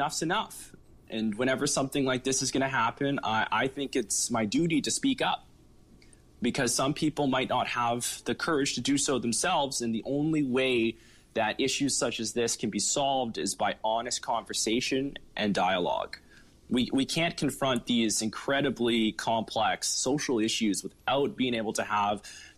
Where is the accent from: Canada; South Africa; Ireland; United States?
Canada; Fort St. John, British Columbia; now in Vancouver, Canada; I grew up in Montney and Rose Prairie, just outside of town, and I attended Upper Pine Elementary School